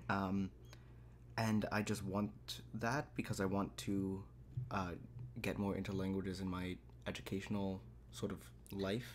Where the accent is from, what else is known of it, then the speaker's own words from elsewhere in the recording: United States; We're from America